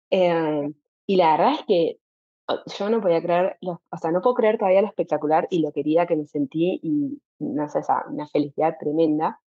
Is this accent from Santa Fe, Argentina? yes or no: yes; Santa Fe, Argentina; moved away as an adult; now in Amsterdam, Netherlands; yo soy, ni siquiera soy de Santa Fe Capital, ni estoy cerca de Rosario